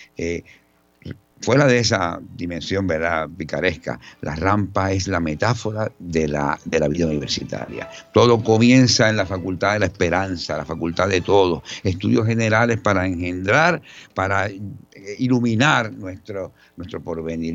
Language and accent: Spanish; San Juan, Puerto Rico; Yo soy un puertorriqueño eh, criado entre Río Piedras y Santurce